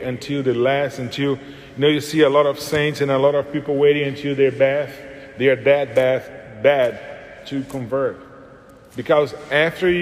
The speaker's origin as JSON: {"language": "English", "country": "Brazil", "moved": "yes", "said": "I'm from Brazil"}